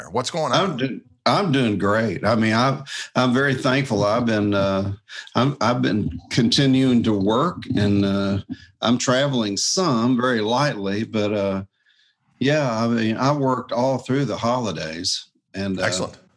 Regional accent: Jacksonville, Florida, United States; I was raised in church, and so Dad was a guitar player. He played uh, his 335 and uh, and then I was playing my flat top guitar um, when I was just a kid, but yeah, after church one night, there was this uh, sailor because I'm from Jacksonville, Florida

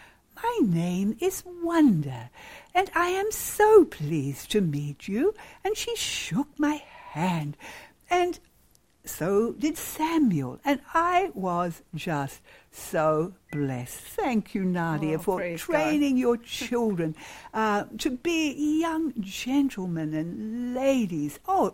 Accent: Rwanda; Where I was raised in Rwanda, East Africa, this was not common.

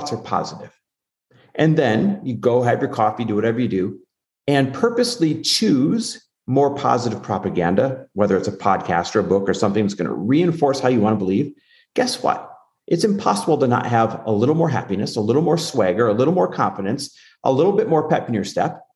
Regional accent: Green Bay / Milwaukee, Wisconsin, United States; also born or lived in Newport, California; now in Arizona, United States; I'm just a Midwest kid, Midwest born and raised, like Green Bay, Wisconsin, Milwaukee, Wisconsin, that area

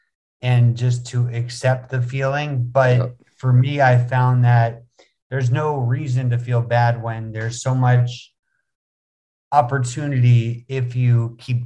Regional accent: West Windsor, New Jersey, United States; moved away as an adult; now in Bangkok, Thailand; I'm originally from West Windsor, Princeton area, New Jersey. I was born and raised in New Jersey

